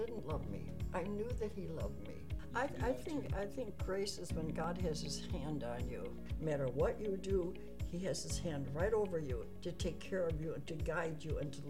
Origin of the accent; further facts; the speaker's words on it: Chicago, Illinois, United States; I was born in Chicago in 1924.